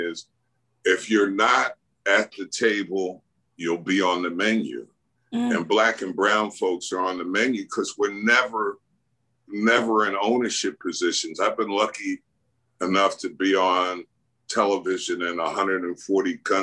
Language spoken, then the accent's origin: English; New York City, New York, United States; I grew up in Queens and Jamaica, New York